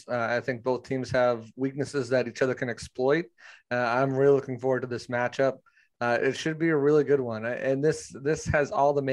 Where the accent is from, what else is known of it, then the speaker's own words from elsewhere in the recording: New England, United States; moved away as an adult; now in Tampa, United States; I am from New England originally, so okay. Uh, I I grew up rooting for Tom Brady and the Patriots. Uh, recently moved down to Tampa about two years ago